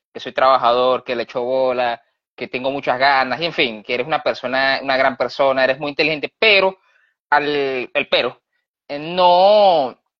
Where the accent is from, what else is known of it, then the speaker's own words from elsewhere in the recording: Barquisimeto, Lara, Venezuela; Yo soy de Barquisimeto y, mano, Nahuara, aquí, como Barquisimeto es una ciudad, si, has conocido Barquisimeto, es pueblerina, muy pueblerina, o sea, aquí, aquí es ciudad de pueblo.